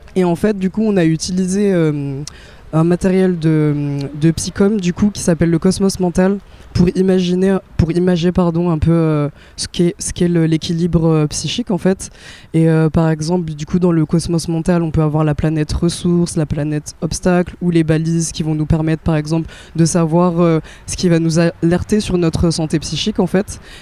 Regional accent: France; je suis née en France

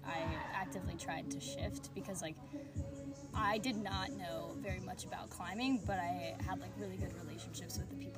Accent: Ohio, United States; moved away; I'm from Ohio. It's the greatest state

